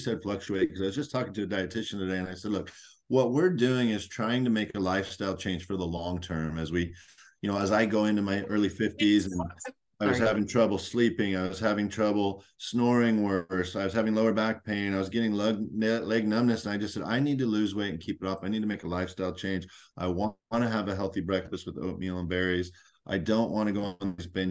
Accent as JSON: {"language": "English", "area": "North Orange County", "region": "California", "country": "United States", "tie": "born or raised there", "said": "I'm from North Orange County"}